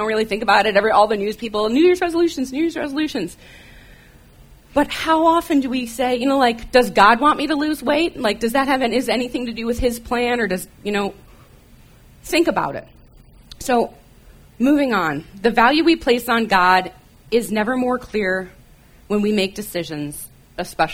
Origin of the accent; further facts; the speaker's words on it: Michigan, United States; moved away; if you hear me say about, it's because I grew up in Michigan